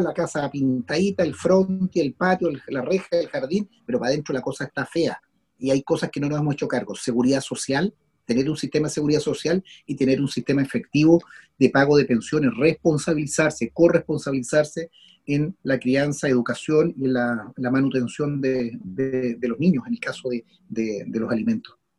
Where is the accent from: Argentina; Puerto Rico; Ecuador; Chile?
Chile; como chilenos o chilenas